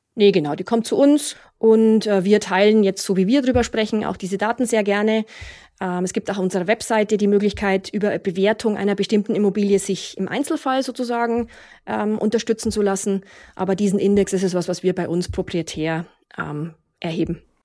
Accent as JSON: {"language": "German", "town": "Munich", "region": "Bavaria", "country": "Germany", "tie": "born or raised there", "said": "meine Heimatstadt München"}